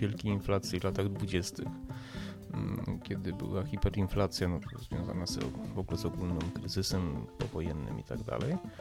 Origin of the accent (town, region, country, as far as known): Poland